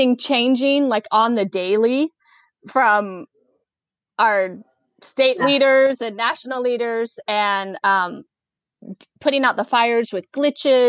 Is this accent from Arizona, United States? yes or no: no; Oregon, United States; that Oregon life. I'm from Oregon. I have chickens in my yard